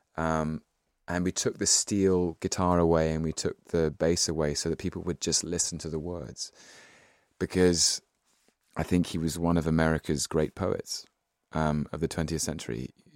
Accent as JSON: {"language": "English", "region": "London", "country": "United Kingdom", "tie": "born or raised there", "said": "I was born in London in nineteen eighty-one"}